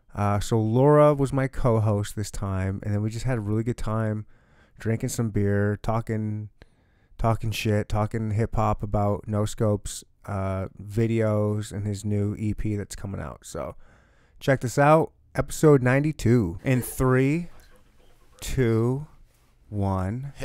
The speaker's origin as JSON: {"language": "English", "region": "Michigan", "country": "United States", "moved": "yes", "lives_now": "Kansas City, United States", "said": "I'm from Michigan"}